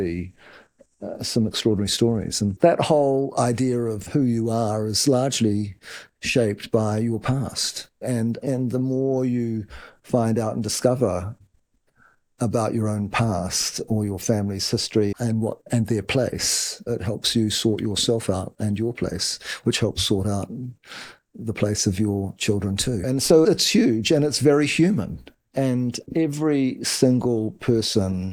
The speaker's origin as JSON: {"language": "English", "region": "Wellington", "country": "New Zealand", "tie": "born or raised there", "said": "We grew up in Wellington, my brother"}